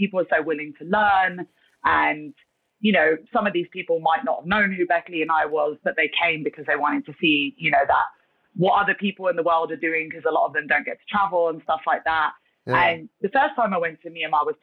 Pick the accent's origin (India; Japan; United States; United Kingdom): United Kingdom; London; moved away as an adult; also born or lived in Thailand / South Korea; now in Hong Kong; I'm from London originally